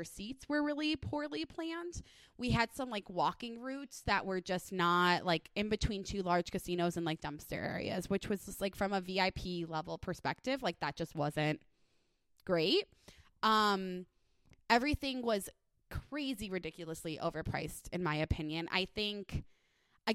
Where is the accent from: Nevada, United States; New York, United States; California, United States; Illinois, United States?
Illinois, United States; Chicago; now in Las Vegas, United States; I grew up in Chicagoland area